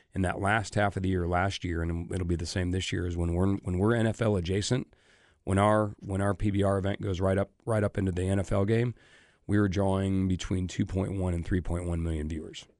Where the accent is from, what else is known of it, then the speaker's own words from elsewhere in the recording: Omaha, Nebraska, United States; moved away; grew up my entire life in Omaha, going to the College World Series every year.